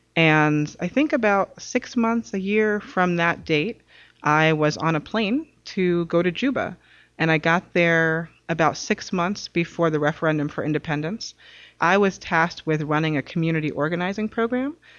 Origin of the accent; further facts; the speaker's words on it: New York City, New York, United States; moved away; also born or lived in Massachusetts; I'm originally from New York City